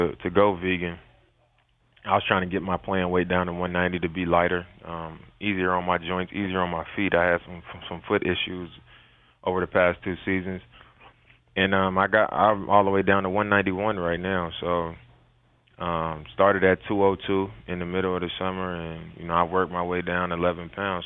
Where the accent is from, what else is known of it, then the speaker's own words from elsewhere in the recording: Oakland, California, United States; also born or lived in Utah; now in Portland, United States; I'm from Oakland.